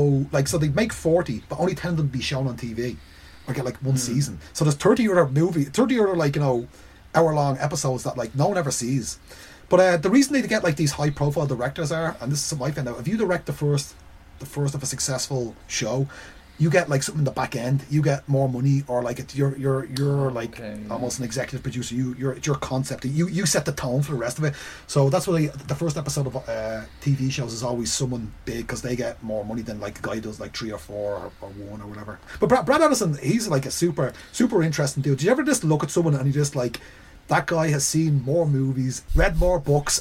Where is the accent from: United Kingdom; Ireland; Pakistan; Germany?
Ireland; I'm Irish, I'm from Ireland.